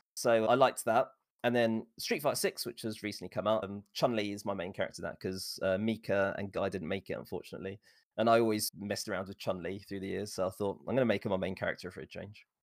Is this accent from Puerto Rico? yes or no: no; England, United Kingdom; born and raised in England